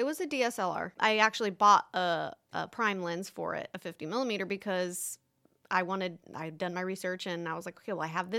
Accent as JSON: {"language": "English", "town": "Bluffton", "region": "Indiana", "country": "United States", "tie": "born or raised there", "said": "Yeah, that's where I'm originally from. And then when I moved to Orlando, I came back here."}